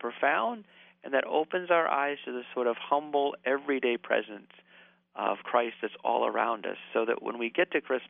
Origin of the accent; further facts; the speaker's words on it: Green Bay, Wisconsin, United States; I'm from Green Bay, Wisconsin